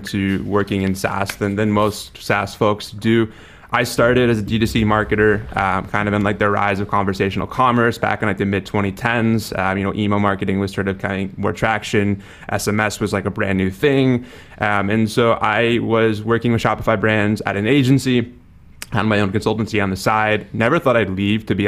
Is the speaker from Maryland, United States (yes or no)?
no; Wisconsin, United States; moved away as an adult; now in San Diego, United States; I grew up in Wisconsin, so very cold, very opposite kind of climate